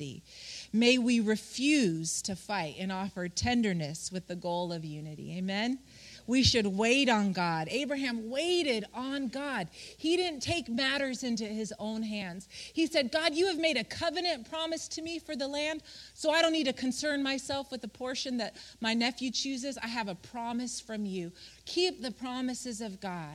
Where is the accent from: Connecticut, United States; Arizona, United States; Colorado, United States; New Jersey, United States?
Colorado, United States; we grew up in Colorado